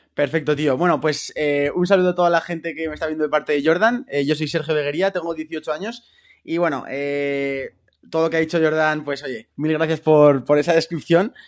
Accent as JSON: {"language": "Spanish", "town": "Zaragoza", "region": "Aragon", "country": "Spain", "said": "estuve en la selección aragonesa de fútbol, que yo soy de Zaragoza"}